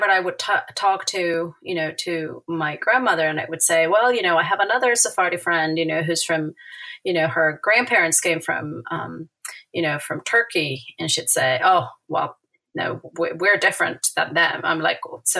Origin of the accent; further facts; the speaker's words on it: Buenos Aires, Argentina; English is a second language; I'm an Argentine native. I was born in Buenos Aires.